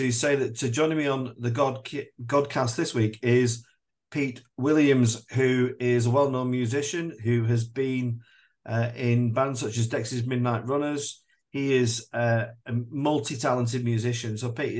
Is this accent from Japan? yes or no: no; Burnley, North West England, United Kingdom; I grew up in Burnley, so and I love it here, and I'm always drawn to the northwest.